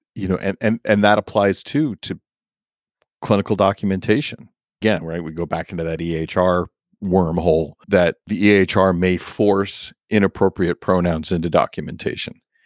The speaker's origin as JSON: {"language": "English", "region": "New York", "country": "United States", "tie": "born or raised there", "said": "I grew up as a New Yorker."}